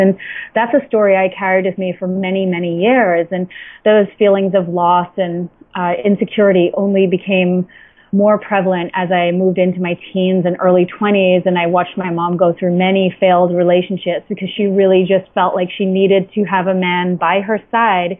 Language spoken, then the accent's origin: English; Antigua & Barbuda; now in New York, United States; I was born and raised in Antigua, an island in the Caribbean